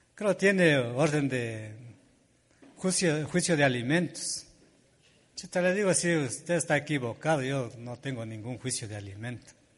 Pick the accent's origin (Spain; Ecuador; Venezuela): Ecuador; Junín, Imbabura; defender mi territorio donde yo nací, donde mi familia entraron y todos estamos ahí habitando en ese territorio